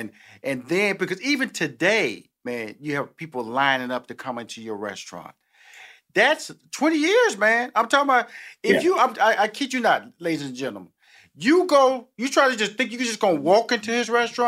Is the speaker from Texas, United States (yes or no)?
yes; Houston, Texas, United States; I know I was born and raised in Houston. The food in Houston, man, is a beast, dude.